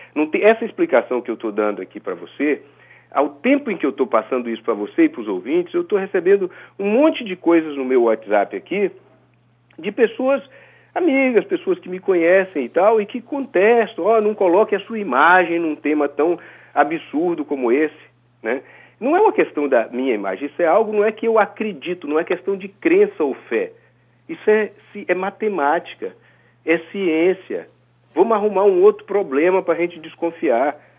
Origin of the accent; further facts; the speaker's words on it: Brazil; como brasileiro